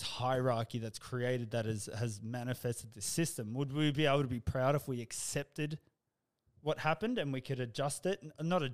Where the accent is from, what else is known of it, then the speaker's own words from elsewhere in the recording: Australia; I'm proud of being Australian